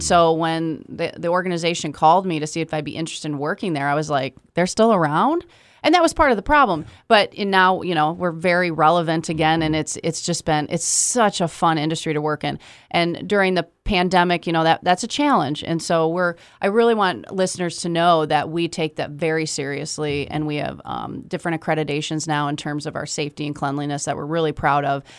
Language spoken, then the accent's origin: English; Kalamazoo, Michigan, United States; I am, born and raised here